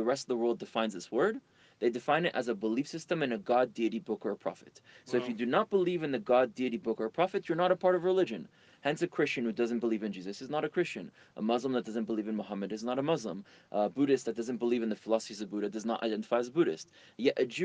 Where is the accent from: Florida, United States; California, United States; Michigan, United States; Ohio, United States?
Florida, United States; Miami; also born or lived in France / Israel; I was born in France, moved to Israel when I was 3, then to Miami when I was 5